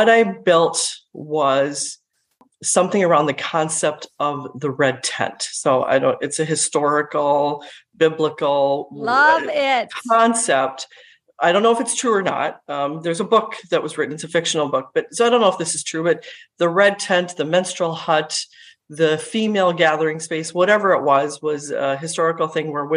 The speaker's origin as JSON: {"language": "English", "region": "Minnesota", "country": "United States", "tie": "born or raised there", "also_born_or_lived": "India", "said": "I was born in India, but grew up in Minnesota itself"}